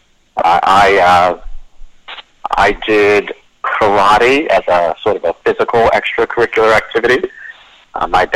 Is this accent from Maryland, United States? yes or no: yes; Baltimore, Maryland, United States; In sort of the east side of Baltimore